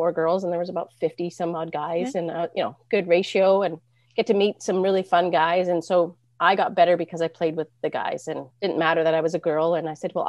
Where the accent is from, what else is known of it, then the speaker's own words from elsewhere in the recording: Penticton, British Columbia, Canada; growing up in Penticton